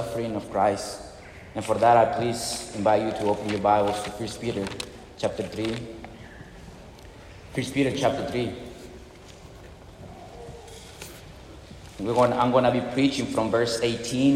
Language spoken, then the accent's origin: English; Peru; moved away as an adult; also born or lived in Arizona; now in Mississippi, United States; I'm from Peru